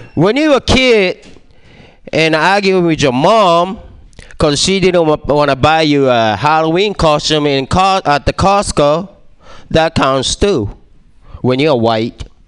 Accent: Japan; English is a second language; moved away; I was born and raised in Japan, and uh, I got an accent

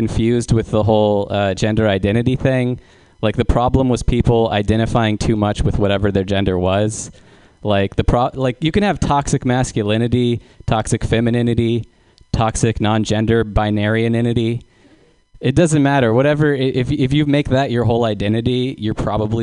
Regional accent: San Luis Obispo, California, United States; I live in San Luis Obispo

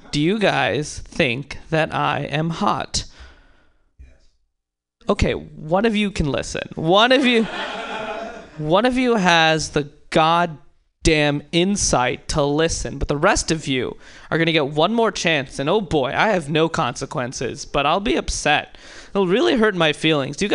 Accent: India; no, but when people do find out I'm Indian, they're often like, oh, you're Indian?

